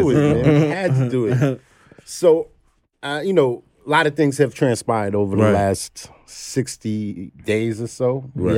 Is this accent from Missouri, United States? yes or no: no; Brooklyn, New York, United States; I'm from Flatbush.